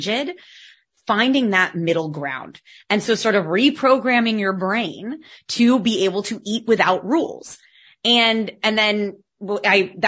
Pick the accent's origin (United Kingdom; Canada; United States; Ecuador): United States; accent: American; now in Barcelona, Spain; you can tell by my accent that I'm American, but I live in Spain